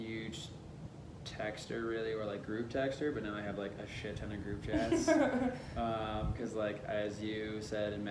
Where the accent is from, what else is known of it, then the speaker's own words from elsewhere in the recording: Michigan, United States; moved away as an adult; now in Reno, United States; I am from Michigan. Moved out to Reno about a year and a half ago